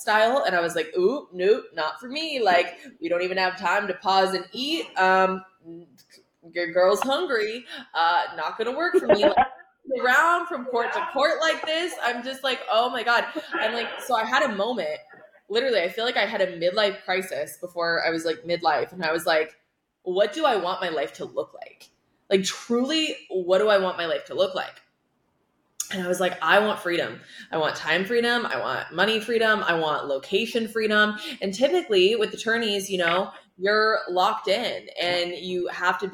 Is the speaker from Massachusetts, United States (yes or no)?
no; Iowa, United States; I'm originally from Iowa